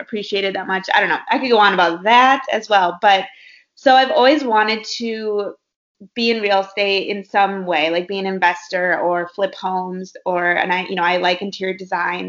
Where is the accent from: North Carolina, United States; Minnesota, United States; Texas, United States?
Minnesota, United States; moved away as an adult; also born or lived in Iowa; now in Los Angeles, United States; I'm from Minnesota. I went to Iowa State and studied marketing, and I've been out in LA for about 6 years now